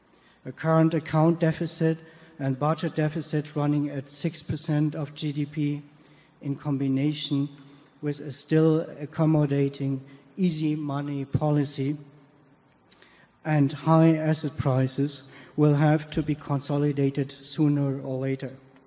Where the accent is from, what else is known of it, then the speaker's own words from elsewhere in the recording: Cologne, North Rhine-Westphalia, Germany; from Cologne, Germany.